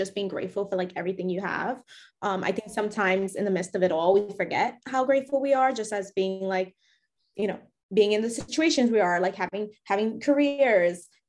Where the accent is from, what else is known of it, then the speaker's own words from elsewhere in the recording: New York City, New York, United States; I'm from the Bronx